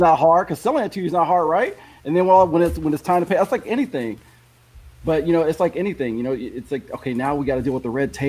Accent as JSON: {"language": "English", "country": "Philippines", "tie": "born there", "said": "I was born in the Philippines, so I got a lot of my family's in the Philippines."}